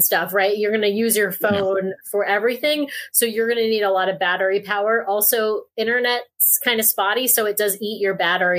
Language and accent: English; East Coast, United States; also born or lived in Seattle area; now in Seattle, United States; So I live in the Seattle area, and I grew up on the East Coast.